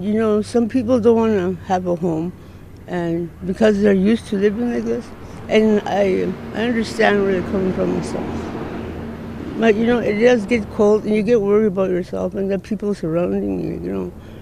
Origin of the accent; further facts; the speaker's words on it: Northwest Territories, Canada; now in Edmonton, Canada; Outside of Edmonton, I'm from Northwest Territories